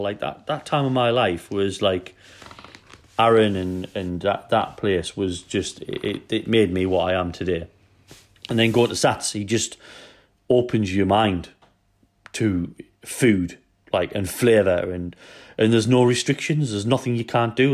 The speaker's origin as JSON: {"language": "English", "town": "Newcastle upon Tyne", "region": "North East England", "country": "United Kingdom", "moved": "yes", "lives_now": "Wales, United Kingdom", "said": "I'm from Newcastle, and we have trouble speaking English"}